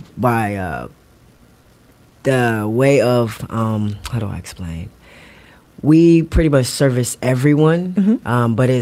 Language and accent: English; Virginia, United States; also born or lived in Queens, New York; now in Atlanta, United States; I am originally born in New York, but raised in Virginia.